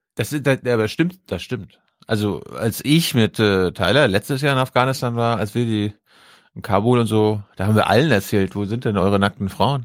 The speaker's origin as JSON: {"language": "German", "region": "Mecklenburg-Vorpommern", "country": "Germany"}